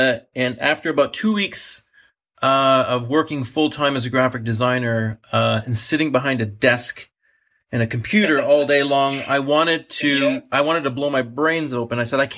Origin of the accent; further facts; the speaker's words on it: Canada; I'm a Canadian. I'm a British Canadian. I'm a British citizen and a Canadian citizen.